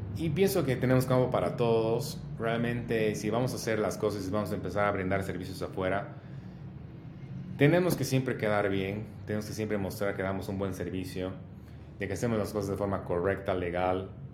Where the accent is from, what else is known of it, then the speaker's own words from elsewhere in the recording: Bolivia; como bolivianos